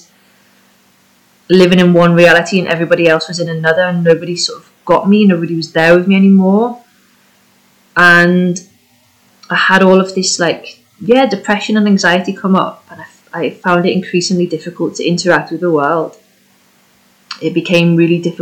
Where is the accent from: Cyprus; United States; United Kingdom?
United Kingdom; first language English; moved away as an adult; also born or lived in Spain; I'm British and I was living in Spain